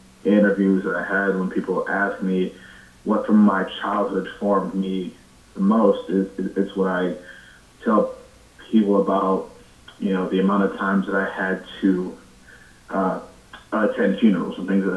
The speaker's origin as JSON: {"language": "English", "town": "Cleveland", "region": "Ohio", "country": "United States", "tie": "born or raised there", "said": "I was born in Cleveland, raised on the east side"}